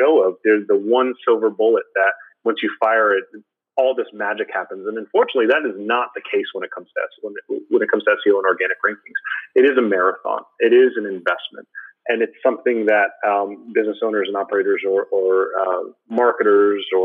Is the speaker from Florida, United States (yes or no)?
yes; Florida, United States; I'm a Florida boy, born and raised in Florida